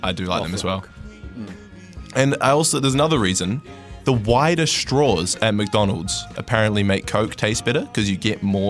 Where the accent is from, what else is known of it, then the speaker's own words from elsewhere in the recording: Christchurch, Canterbury, New Zealand; moved away; I grew up in Christchurch